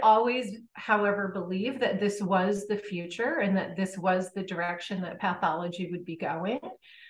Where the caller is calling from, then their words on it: Connecticut, United States; I am in Connecticut.